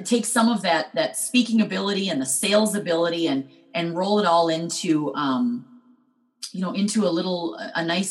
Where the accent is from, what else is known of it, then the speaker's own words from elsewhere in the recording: Minnesota, United States; I'm from Minnesota